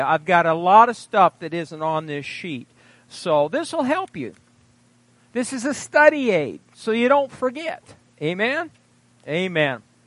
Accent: Fairbury, Nebraska, United States; I graduated from junior college in my hometown of Fairbury.

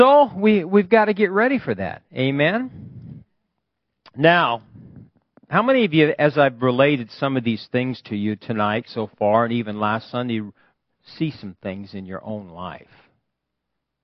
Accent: Fairbury, Nebraska, United States; my hometown in Fairbury

